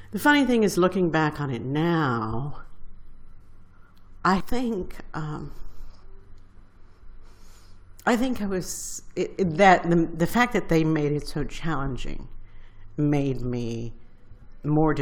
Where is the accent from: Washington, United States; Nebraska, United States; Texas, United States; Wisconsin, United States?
Texas, United States; San Antonio; moved away as an adult; I was from San Antonio, and I was a very smart girl, but very poor